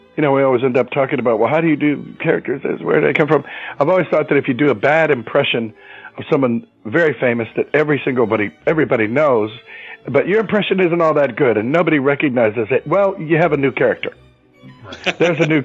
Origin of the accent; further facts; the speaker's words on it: Youngstown, Ohio, United States; moved away as an adult; also born or lived in New Orleans, Louisiana; growing up in Youngstown